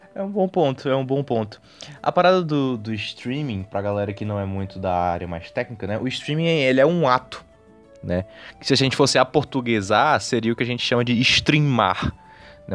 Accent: Northeast Region, Brazil; nós dois sendo, sendo nordestinos

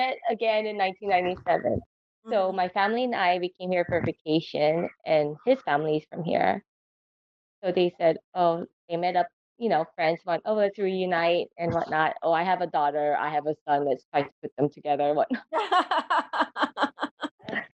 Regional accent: California, United States; now in Hawaii, United States; I grew up in California.

